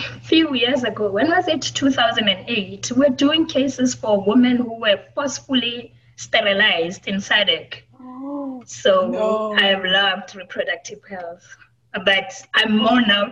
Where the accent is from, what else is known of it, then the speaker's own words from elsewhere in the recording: Thaba Nchu, Free State, South Africa; now in Gauteng, South Africa; I'm from Tabanchu in the Free State. I work in Gauteng.